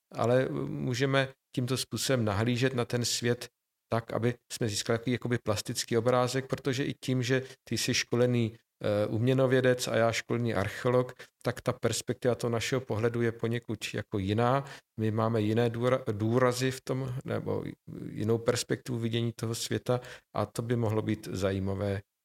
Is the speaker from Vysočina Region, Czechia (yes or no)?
yes; Nové Město na Moravě, Vysočina Region, Czechia; moved away; also born or lived in Brno; já jsem člověk, který vyrostl spíše v malých poměrech, v malém městě, i když kulturním centru Vysočiny, já jsem z Nového města na Moravě